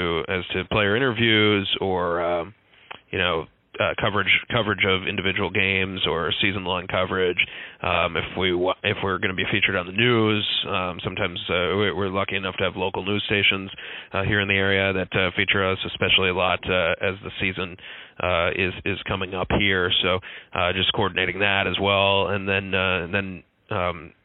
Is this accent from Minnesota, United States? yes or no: yes; Minnetonka, Minnesota, United States; now in Fort Myers, United States; I grew up in Minnetonka, Minnesota, which is about 20 minutes from Minneapolis